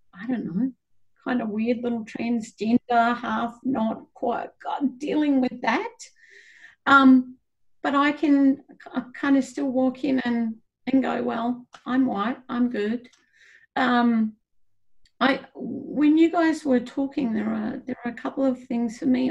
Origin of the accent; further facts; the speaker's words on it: Australia; moved away; also born or lived in New Zealand; I come from Australia